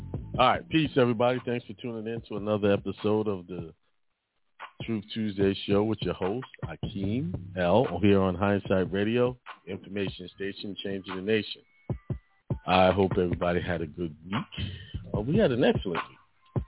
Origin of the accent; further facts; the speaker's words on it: Brooklyn, New York, United States; You know, I grew up in Bedford-Stuyvesant, Brooklyn, most of my life, and you hear negative stuff.